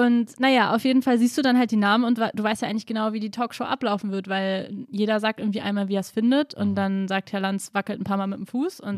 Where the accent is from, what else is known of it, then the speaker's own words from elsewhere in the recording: Berlin, Germany; natürlich bin ich Deutsche und ich bin Berlinerin und ich bin hier zu Hause und ich liebe auch Berlin.